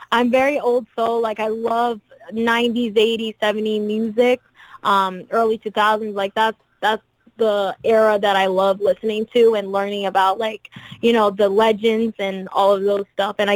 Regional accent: France; also born or lived in Brazil; Well, I'm Brazilian, so I was born in Brazil, but I was raised in France, and I've lived in different places all, all my life, so I know different cultures.

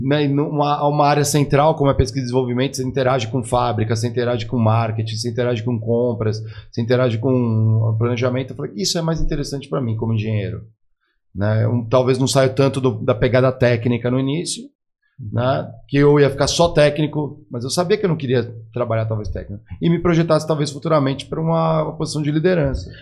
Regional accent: São Paulo, Brazil; also born or lived in Guaratinguetá; eu sou daqui de São Paulo, fui estudar no interior

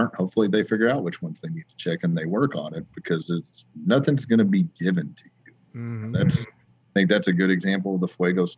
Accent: Oklahoma, United States; It makes all of us Oklahomans proud

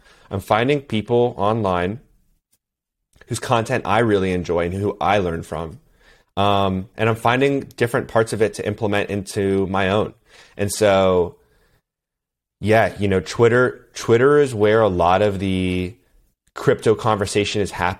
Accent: East Coast, United States; I did summer swim team, you know, growing up, and I grew up on the East Coast.

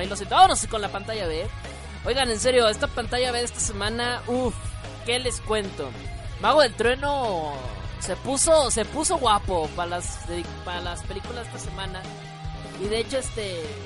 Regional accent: northern Mexico, Mexico; now in Mexico City, Mexico; soy de soy de soy del norte de México, pero radico actualmente

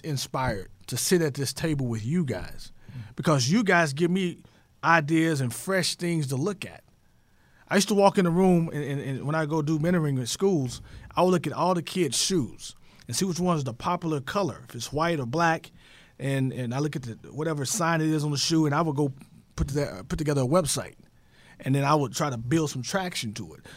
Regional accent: Tyler, Texas, United States; my hometown is Tyler, Texas

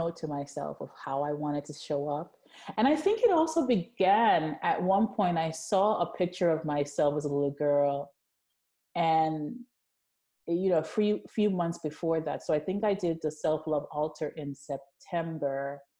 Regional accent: New York City, New York, United States; also born or lived in Jamaica; I'm from Jamaica originally, was born there, raised mostly in Brooklyn

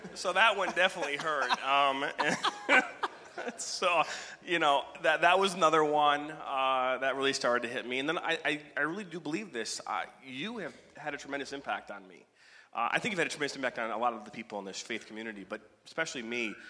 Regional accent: Oak, Michigan, United States; was born in Oak, Michigan

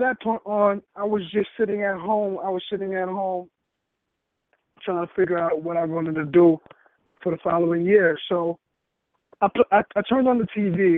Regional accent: New York City, New York, United States; I'm from New York City, from Harlem, New York.

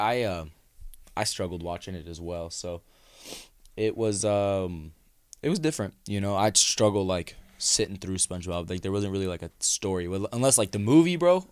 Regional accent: California, United States; moved away; I grew up in California. I didn't really see snow a lot

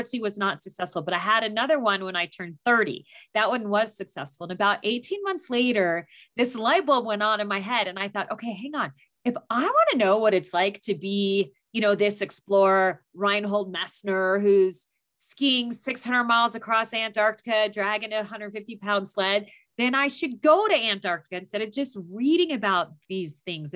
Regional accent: Phoenix, Arizona, United States; moved away as an adult; also born or lived in Tucson, Arizona / Southern California / Southeast Asia; I grew up in Phoenix, Arizona

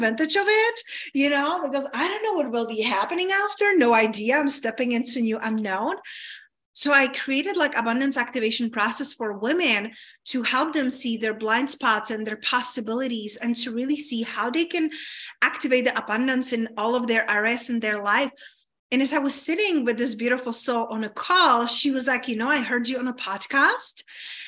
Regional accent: Czechia; moved away; I grew up in Czech Republic

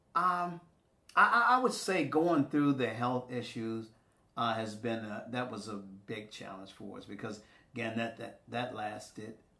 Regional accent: Rock Hill, South Carolina, United States; my hometown of Rock Hill

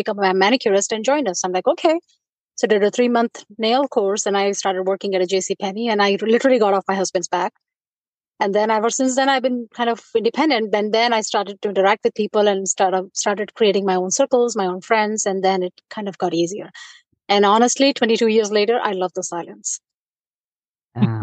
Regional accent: India; moved away as an adult; also born or lived in Wisconsin; now in Michigan, United States; I was born and raised in India

